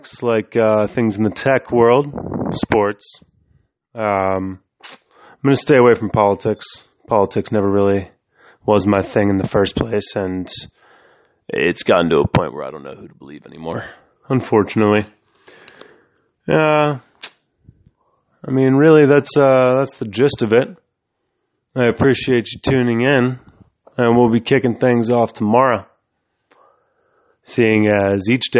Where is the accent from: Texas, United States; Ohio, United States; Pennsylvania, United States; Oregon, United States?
Pennsylvania, United States; Pittsburgh; I'm from the Pittsburgh area